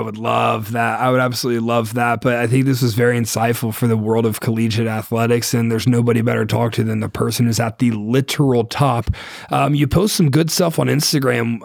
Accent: Ohio, United States; I'm from Ohio

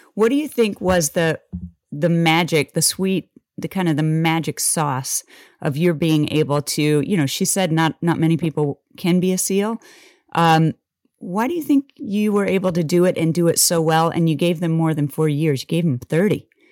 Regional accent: Wellsville, Kansas, United States; our school was kindergarten through twelfth grade in one building

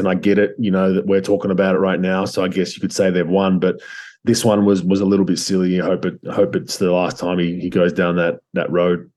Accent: Australia; moved away as an adult; also born or lived in Croatia / United States; I was a migrant technically to the US, and um, you know, my family migrated from Croatia to Australia

